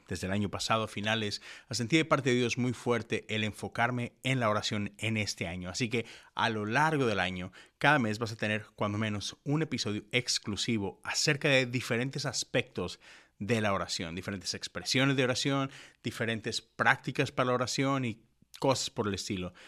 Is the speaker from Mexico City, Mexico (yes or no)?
no; Monterrey, Nuevo León, Mexico; moved away as an adult; now in Houston, United States; yo crecí en Monterrey, en una burbuja metodista